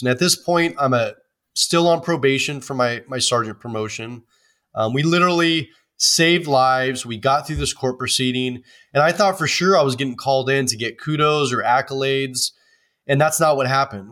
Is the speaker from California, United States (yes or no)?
yes; Oakland, California, United States; I grew up in Oakland, California, which is a big city